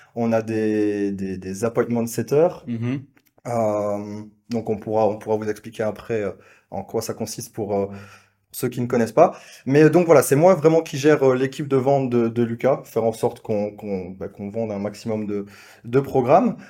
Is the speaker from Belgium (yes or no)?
yes; Belgium; accent: Belgian; je suis belge, vous l'entendez peut-être à, l'accent